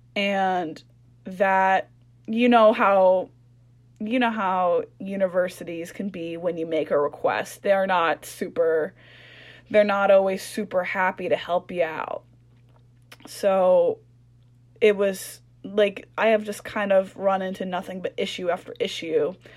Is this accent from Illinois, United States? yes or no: no; Anchorage, Alaska, United States; moved away as an adult; we're both from Anchorage